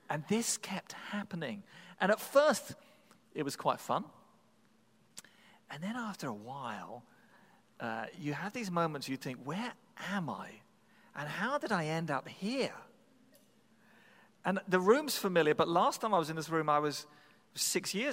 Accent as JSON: {"language": "English", "region": "Massachusetts", "country": "United States", "said": "I'm from the South Shore of the Boston area, Massachusetts."}